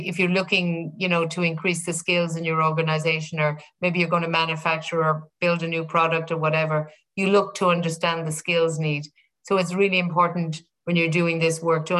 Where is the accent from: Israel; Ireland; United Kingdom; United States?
Ireland; being Irish, I remember growing up with the Ford Motor Company